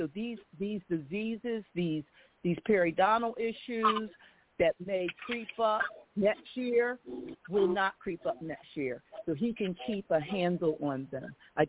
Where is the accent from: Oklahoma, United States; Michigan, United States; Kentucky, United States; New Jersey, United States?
Oklahoma, United States; now in Philadelphia, United States; I am from Oklahoma.